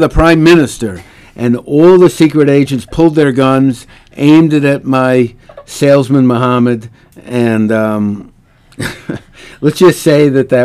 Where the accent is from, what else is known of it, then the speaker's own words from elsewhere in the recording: Minneapolis, Minnesota, United States; now in New York City, United States; we're both from Minneapolis